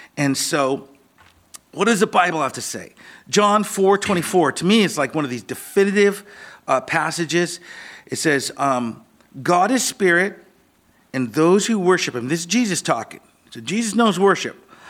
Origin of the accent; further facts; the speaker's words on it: Seattle, Washington, United States; I grew up in Ballard here.